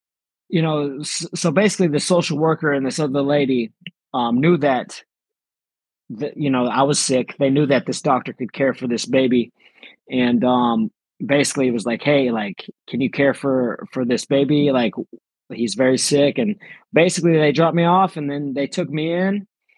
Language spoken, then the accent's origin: English; Philippines; born there; So I was born in the Philippines. I was adopted at 7 days old.